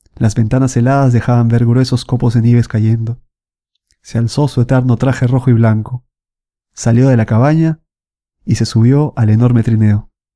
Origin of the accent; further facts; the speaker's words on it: Lima, Peru; moved away as an adult; now in Milan, Italy; Yo soy de Lima, Perú, y bueno, vivo casi cuatro años aquí en Milán, en Italia